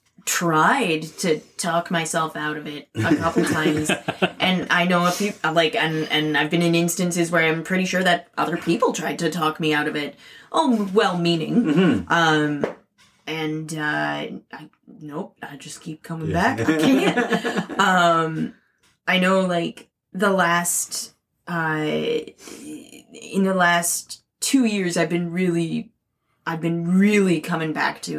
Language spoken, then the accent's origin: English; Canada; a Canadian artist